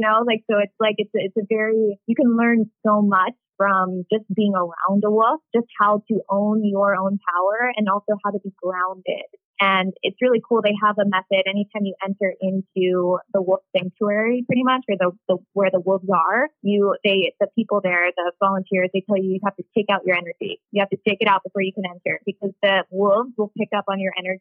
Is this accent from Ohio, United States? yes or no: yes; Ohio, United States; I'm from Ohio